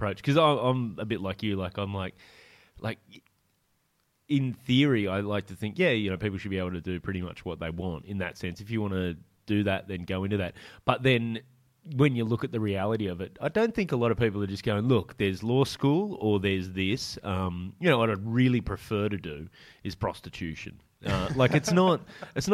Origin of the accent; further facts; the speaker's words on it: Corowa, New South Wales, Australia; also born or lived in Newcastle, Australia; I grew up for a lot of my childhood. Out in a small country town called Corowa, and then we moved to Newcastle